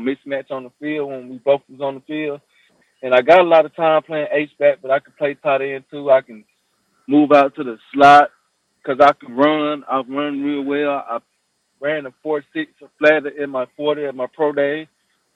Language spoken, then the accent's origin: English; Tuscaloosa, Alabama, United States; also born or lived in Huntsville, Alabama; Yeah, that's my hometown. I grew up in Tuscaloosa, and I moved to Huntsville because I was on scholarship to play ball in Huntsville, Alabama A&M, but I'm from Tuscaloosa